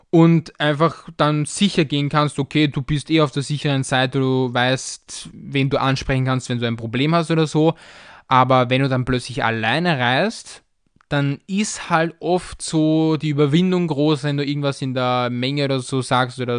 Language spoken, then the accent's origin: German; Austria; aber ich als Österreicher, ich denke mir da irgendwie nichts dabei.